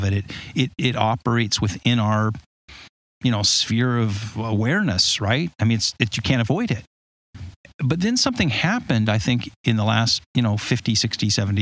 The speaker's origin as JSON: {"language": "English", "region": "Southern California", "country": "United States", "tie": "born or raised there", "moved": "yes", "said": "I grew up in Southern California, you know, where you would like to live"}